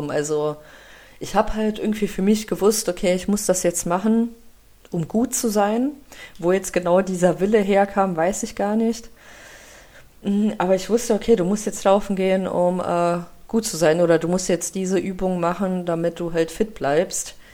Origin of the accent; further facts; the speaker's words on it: Russia; now in Germany; dass ich ja ähm, nicht hier geboren bin in Deutschland und wir sind ja aus Russland hierher gekommen.